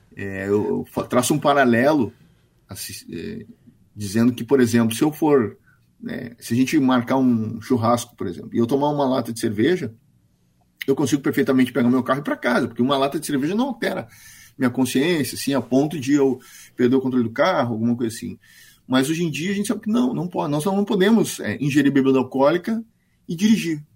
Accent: Brazil

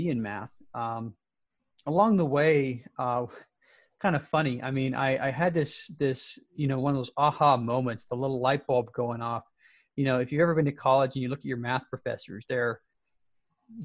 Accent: Salt Lake City, Utah, United States; moved away as an adult; I was born and raised in the Salt Lake City area

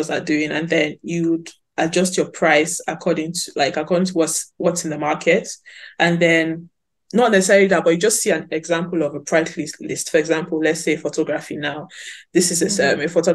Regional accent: Sapele, Delta, Nigeria; I'm actually sapele babe to the core

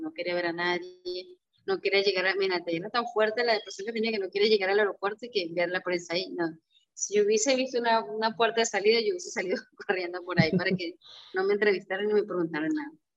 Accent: Barquisimeto, Lara, Venezuela; moved away; para Barquisimeto, para mi tierra, eh, para el Estado Largo

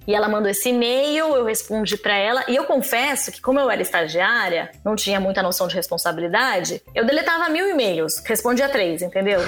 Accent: São Paulo, Brazil; eu sou de São Paulo

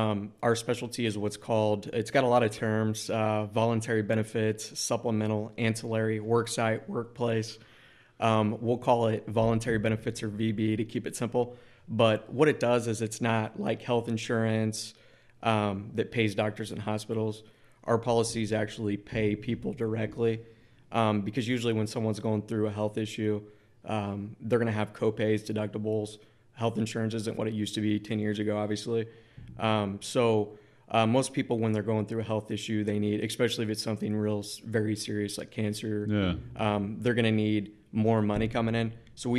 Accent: Jacksonville, Illinois, United States; So I grew up in Jacksonville, Illinois. I went to school at Illinois State, majored in marketing, minored in sales.

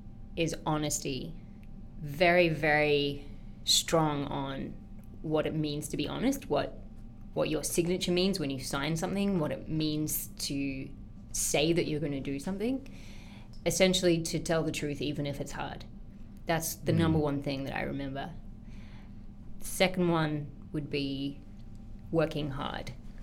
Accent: Sydney, New South Wales, Australia; It's very different to today's Sydney. Way more relaxed, but for me, it was a memory very much of an outdoors childhood.

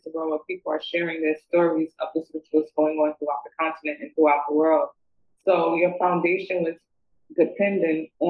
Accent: New York, United States; moved away; also born or lived in the South (US); I moved from New York to the South

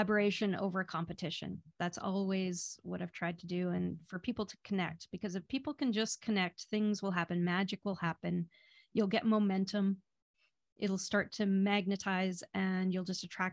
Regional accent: Vancouver, British Columbia, Canada; I'm from Vancouver, BC, Canada.

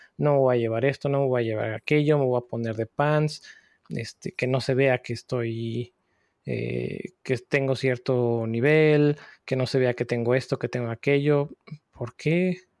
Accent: Puebla, Mexico; moved away; también soy de Puebla, de México.

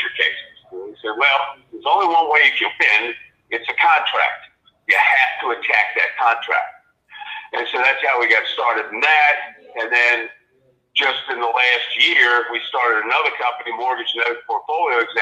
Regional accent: Washington, District of Columbia, United States; I grew up in Washington, D.C.

